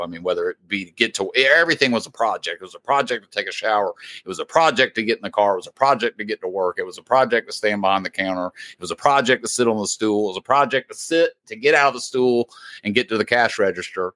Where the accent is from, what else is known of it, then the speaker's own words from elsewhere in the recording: Indiana, United States; moved away; We are obviously Indiana Hoosier fans, being that we're from Indiana originally